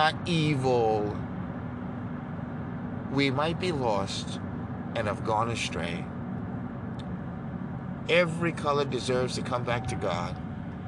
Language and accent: English; New York, United States; moved away; I grew up in New York